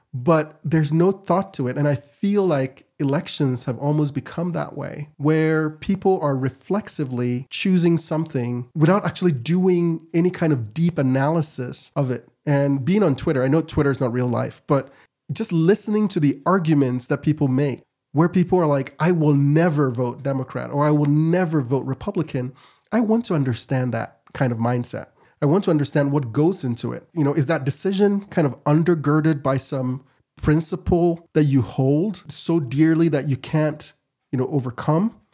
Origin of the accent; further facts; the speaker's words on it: Ghana; now in Utah, United States; I'm from Ghana originally.